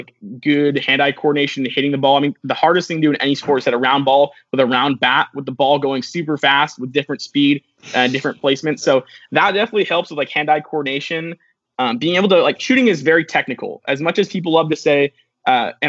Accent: Seattle, Washington, United States; I'm from Seattle, Washington.

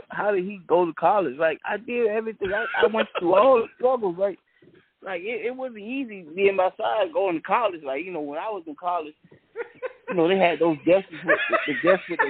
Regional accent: Savannah, Georgia, United States; I grew up in Savannah, Georgia

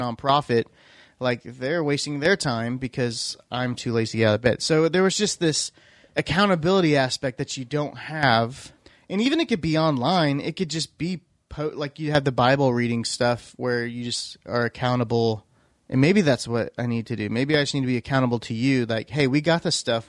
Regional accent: Iowa, United States; also born or lived in Missouri; now in Oklahoma, United States; growing up in Iowa

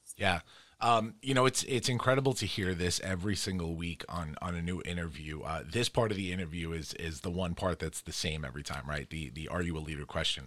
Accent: New York City, New York, United States; moved away; also born or lived in Long Island; I'm from Queens originally and then moved out to, to the island

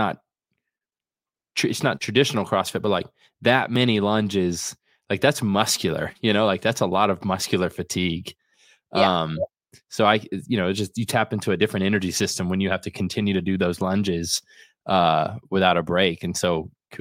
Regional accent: Lakeland, Florida, United States; I'm from Lakeland, so it's not too far

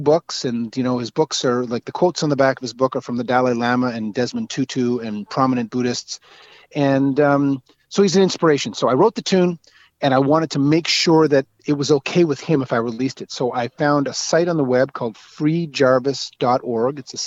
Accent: Rothesay, New Brunswick, Canada; also born or lived in Toronto; now in Montreal, Canada; I grew up in outside St. John, a town called East Riverside, which was amalgamated into Rothay now

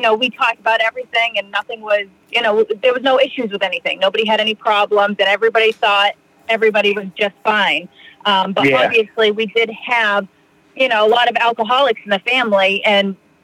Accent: Plymouth, Massachusetts, United States; now in Fall River, United States; I grew up in Plymouth, America's hometown

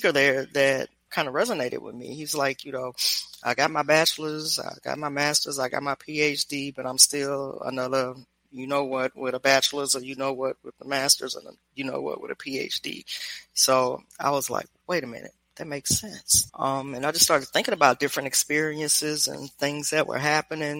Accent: Louisiana, Memphis, Tennessee, Baton Rouge, Deep South, United States; moved away as an adult; also born or lived in Washington, District of Columbia, United States; now in Mexico; I grew up in Louisiana, Memphis, Tennessee, Baton Rouge.

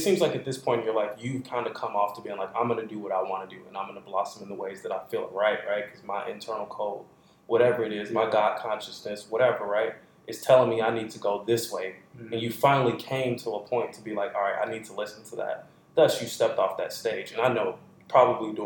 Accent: Southeast, United States; I'm from the Southeast

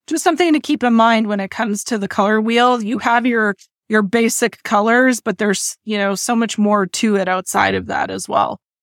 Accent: near Edmonton, Alberta, Canada; I grew up near Edmonton

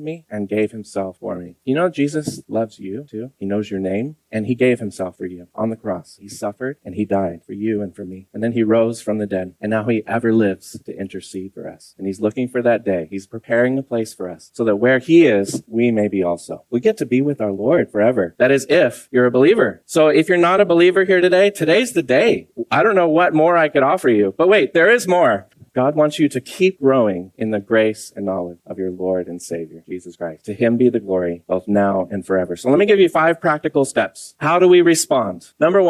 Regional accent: Santa Cruz, California, United States; I'm from Santa Cruz

